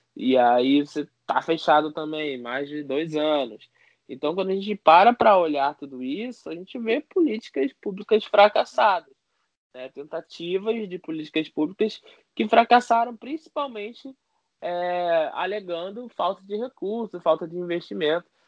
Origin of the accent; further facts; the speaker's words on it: Rio de Janeiro, Brazil; do complexo do alemão. Eu falo mesmo, com muito orgulho que sou daqui